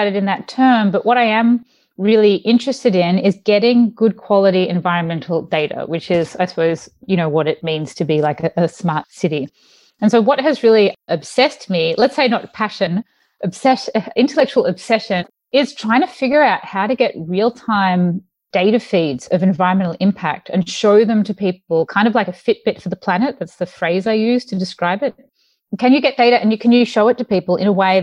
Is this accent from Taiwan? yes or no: no; Mornington Peninsula, Melbourne, Victoria, Australia; moved away as an adult; now in San Francisco, United States; I grew up in the Mornington Peninsula in Melbourne